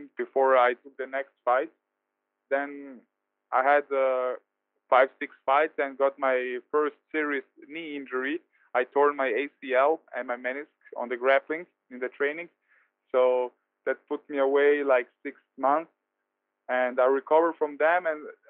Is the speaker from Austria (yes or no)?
yes; Vienna, Austria; here in Vienna, in my hometown